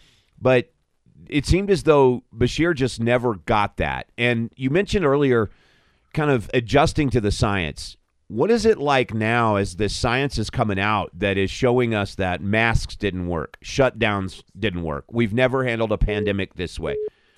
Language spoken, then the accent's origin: English; Jessamine County, Kentucky, United States; moved away as an adult; also born or lived in Louisville, Kentucky; now in Colorado, United States; I'm from Jessamyn County, so, big part of my life growing up.